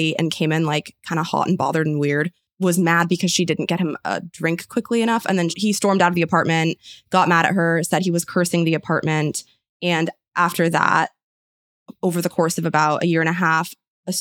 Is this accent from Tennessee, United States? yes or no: no; San Francisco, California, United States; I am also from San Francisco